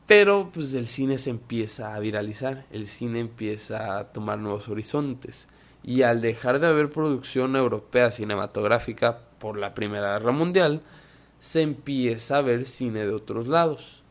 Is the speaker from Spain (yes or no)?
no; Mexico; yo soy mexicano